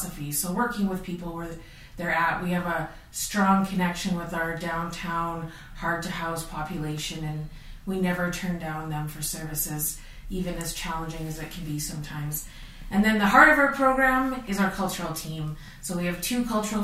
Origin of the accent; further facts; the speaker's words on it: North Battleford, Saskatchewan, Canada; I'm from Treaty 6 Territory, North Battleford. I grew up here.